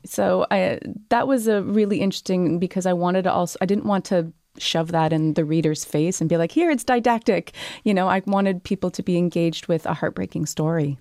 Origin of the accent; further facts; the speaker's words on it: Canada; also born or lived in Montreal; now in Toronto, Canada; when you're born and raised in Canada